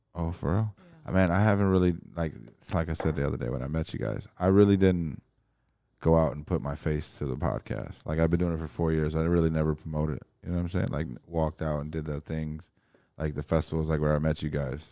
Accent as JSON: {"language": "English", "region": "Berlin", "country": "Germany", "tie": "born or raised there", "moved": "yes", "said": "I was born in Berlin"}